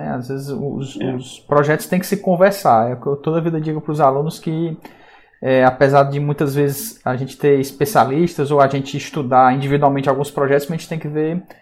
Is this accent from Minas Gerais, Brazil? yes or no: yes; Belo Horizonte, Minas Gerais, Brazil; Sou de BH.